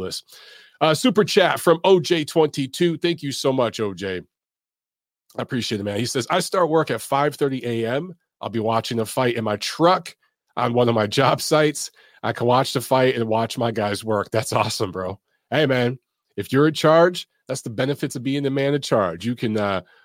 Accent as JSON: {"language": "English", "region": "Michigan", "country": "United States", "said": "I'm from Michigan"}